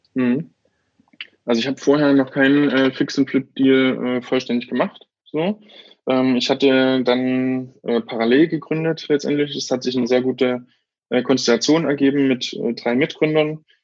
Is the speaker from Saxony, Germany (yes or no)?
yes; Bautzen, Saxony, Germany; now in Berlin, Germany; Das ist quasi mein Heimatort